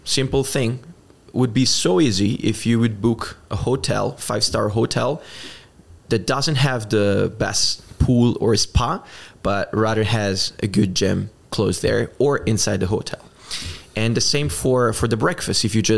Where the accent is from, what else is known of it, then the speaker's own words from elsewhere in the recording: Italy; English is a second language; I'm Italian. And it's easy to pronounce Johnson for someone that is speaking English, at least. And in Italy, we don't usually speak a lot of English